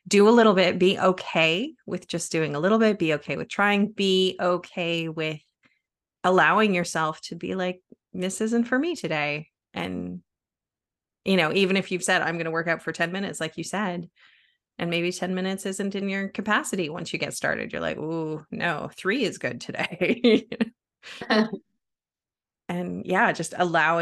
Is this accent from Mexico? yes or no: no; Canada; moved away; I'm originally from Canada, and we used to have this show on TV when I was little